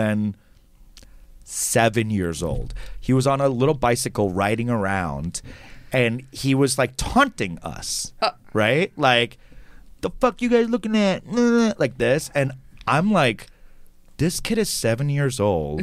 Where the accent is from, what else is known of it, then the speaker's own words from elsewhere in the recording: New York City, New York, United States; I grew up in New York City, and I grew up very fast